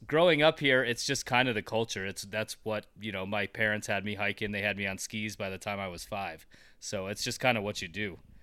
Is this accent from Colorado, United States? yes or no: yes; Colorado, United States; I grew up in Colorado, and it's basically been my, my life since I was a little kid.